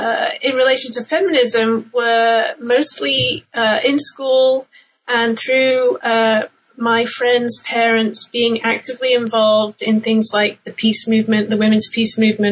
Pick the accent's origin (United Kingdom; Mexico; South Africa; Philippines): United Kingdom; England; Well, my background is I'm originally from England, and I grew up in the UK in the 1980s